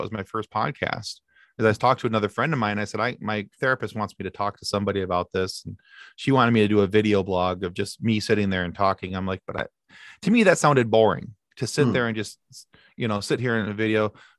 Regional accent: Ireland; I'm like, however, I am Irish and I don't have a problem talking. We talk like the devil.

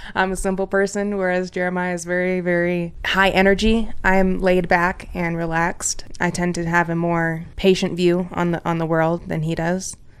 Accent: South Bend, Indiana, United States; moved away as an adult; also born or lived in Washington; now in Colorado, United States; I'm from South Bend, Indiana. I grew up oldest of seven kids.

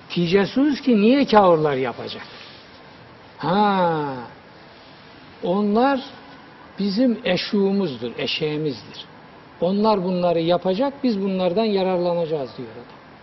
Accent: Black Sea Region, Turkey; bir hoca dinlemiştim çocukluğumda bizim Karadeniz'de.

